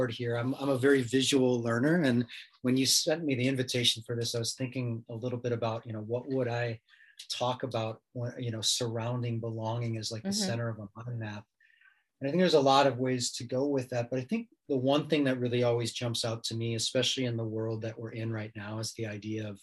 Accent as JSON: {"language": "English", "town": "Chicago", "region": "Illinois", "country": "United States", "moved": "as an adult", "said": "I'm from Chicago originally"}